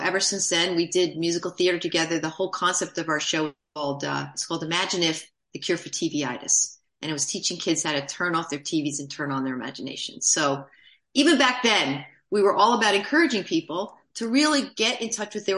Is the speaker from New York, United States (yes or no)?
yes; New York City, New York, United States; moved away; also born or lived in New Jersey; I grew up in Manhattan